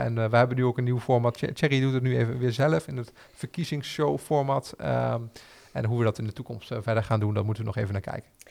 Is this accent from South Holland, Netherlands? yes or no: no; Arnhem, Gelderland, Netherlands; we als Arnhemmers trots zijn op wie we zijn